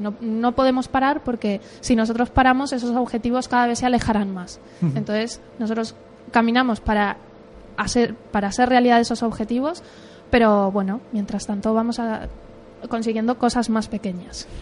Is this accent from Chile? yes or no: no; Uruguay; moved away as an adult; now in Spain; yo soy de Uruguay, aunque, bueno, llevo viviendo aquí 11 ah, años y medio.